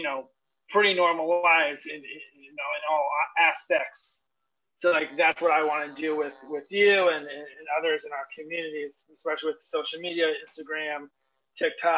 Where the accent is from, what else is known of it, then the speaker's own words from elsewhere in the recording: Northeast, United States; I'm from the Northeast region